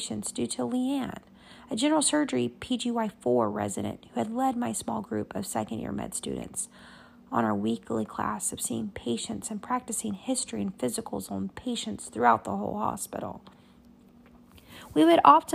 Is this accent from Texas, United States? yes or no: yes; Abilene, Texas, United States; also born or lived in San Angelo, Texas; The neurosurgeons back in my hometown had offered for me to come back to Abilene